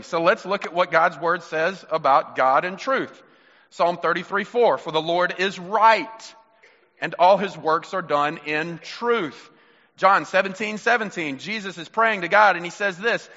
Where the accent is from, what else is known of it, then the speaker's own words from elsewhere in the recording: Mississippi, United States; You're my brother, and we're from Mississippi